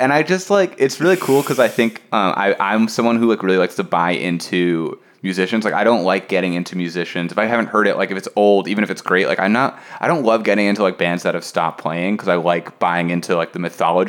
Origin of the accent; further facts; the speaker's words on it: Long Island, New York, United States; I grew up in Long Island, and so I was like one town over from all that like … stuff.